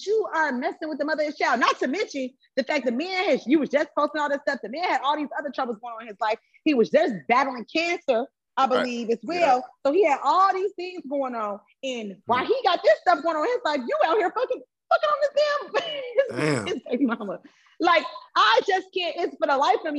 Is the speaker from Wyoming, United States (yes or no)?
no; Chicago, Illinois, United States; I'm from Chicago. I kind of been around